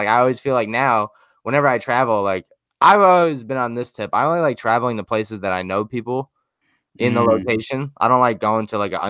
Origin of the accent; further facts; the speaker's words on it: Huntington, United States; moved away; back home where I'm from in Huntington.